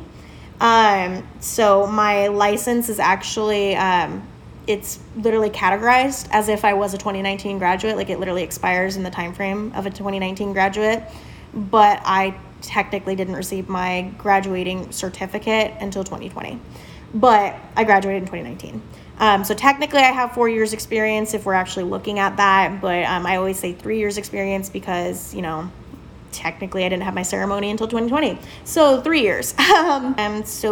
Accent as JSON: {"language": "English", "region": "Southern California", "country": "United States", "tie": "born or raised there", "also_born_or_lived": "Avon, Indiana", "moved": "as an adult", "lives_now": "Indiana, United States", "said": "I was born and raised in Southern California"}